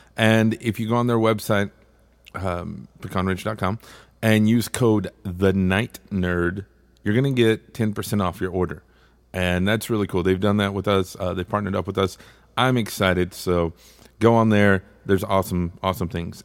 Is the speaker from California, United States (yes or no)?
no; Texas, United States; I'm from Texas